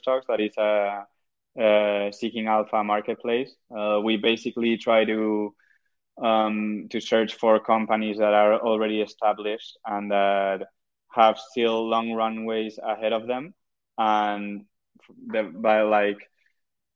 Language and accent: English; Murcia, Region of Murcia, Spain; now in Madrid, Spain; I'm from originally from Murcia, that it's just below Valencia in the Mediterranean.